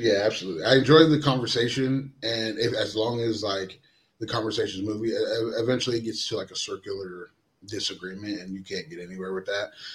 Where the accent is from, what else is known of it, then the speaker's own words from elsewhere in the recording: Astoria, Oregon, United States; I'm originally from Astoria, Oregon. Um, Jordan Poyer is my brother. Um, we are we're half brothers. I'm half Samoan and half white, and he's half black and half white. And um, we were both raised together in, in, in Astoria, Oregon